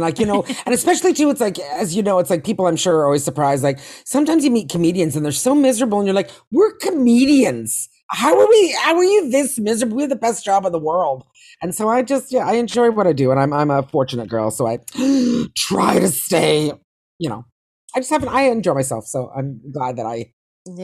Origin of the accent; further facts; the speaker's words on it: Toronto, Ontario, Canada; moved away as an adult; now in Los Angeles, United States; I grew up in Toronto in comedy